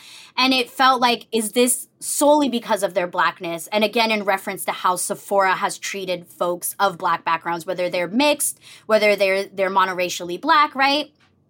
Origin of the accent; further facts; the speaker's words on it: Toronto, Ontario, Canada; now in Decatur, United States; my mom is Métis Anishinaabe. I grew up in Toronto, but I spent part of my time in Decatur, Illinois, which is the traditional territory of the Potawatomi people, and that's where I'm coming from today.